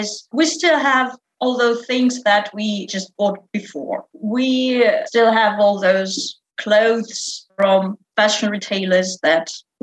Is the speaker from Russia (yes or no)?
yes; Russia; English is a second language; now in Moscow, Russia